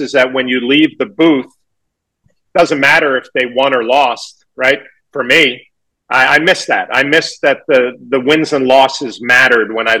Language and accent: English; New York, United States; growing up in New York